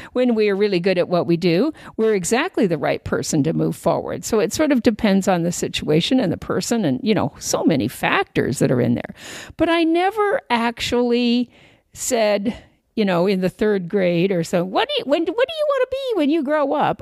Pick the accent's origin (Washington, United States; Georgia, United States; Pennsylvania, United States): Washington, United States; Puyallup; also born or lived in Chelsea, Massachusetts; I was actually raised in uh, a little place called, well, it's not that little anymore, but when I was growing up, it was pretty pretty rural, but a little place called uh, Puyallup